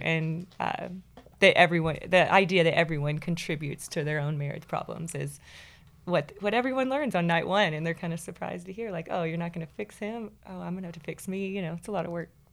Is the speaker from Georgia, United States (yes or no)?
no; Kilgore, Texas, United States; I grew up in Kilgore, Texas